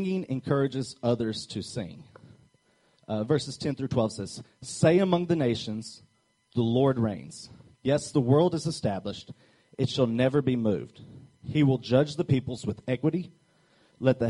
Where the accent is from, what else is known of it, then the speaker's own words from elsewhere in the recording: Arkansas, United States; I'm from Arkansas